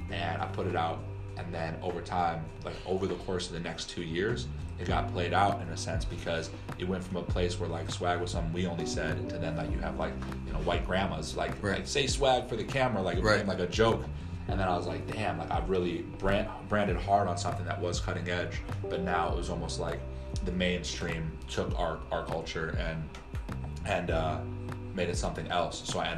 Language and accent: English; New York, United States; That was when I'm from New York.